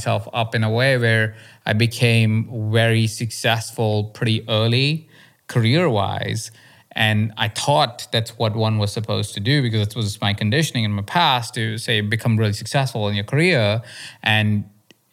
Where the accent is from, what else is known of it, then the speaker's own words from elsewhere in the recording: India; moved away; also born or lived in Malaysia; I grew up in India where it's even more intense